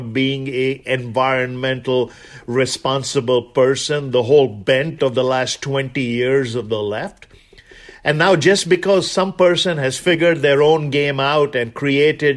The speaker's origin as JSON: {"language": "English", "country": "India", "moved": "as an adult"}